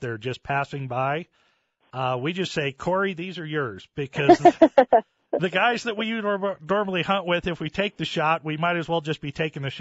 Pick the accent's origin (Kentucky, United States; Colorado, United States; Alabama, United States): Colorado, United States; Littleton; I grew up down in the Littleton area.